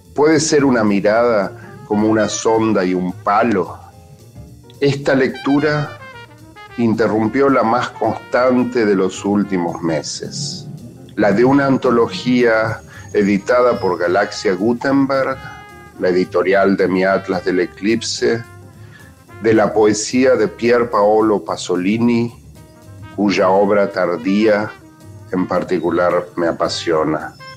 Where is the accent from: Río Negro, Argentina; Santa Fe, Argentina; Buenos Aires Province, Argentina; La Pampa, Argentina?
Santa Fe, Argentina; Rosario; now in New York, United States; Nací en Rosario, pero vivo hace muchísimos años en Nueva York.